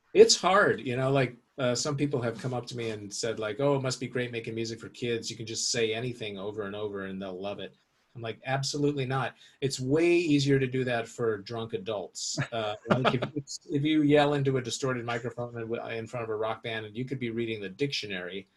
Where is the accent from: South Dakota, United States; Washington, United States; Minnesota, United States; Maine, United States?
Washington, United States; Seattle; I grew up in Seattle